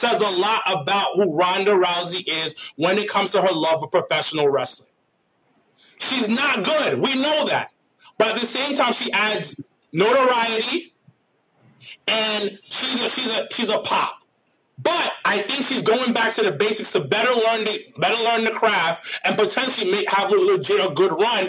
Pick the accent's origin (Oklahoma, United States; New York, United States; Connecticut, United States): New York, United States; New York City; I was raised in Jamaica, Queens